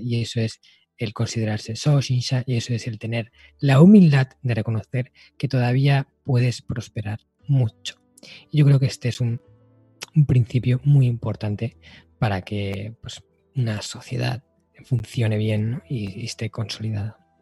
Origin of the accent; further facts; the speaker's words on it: Spain; aquí en mi país, ¿no? En España